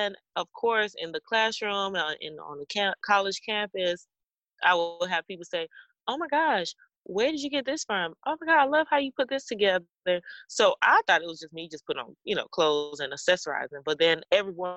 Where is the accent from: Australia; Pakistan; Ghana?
Ghana; now in Atlanta, United States; I am a Ghanaian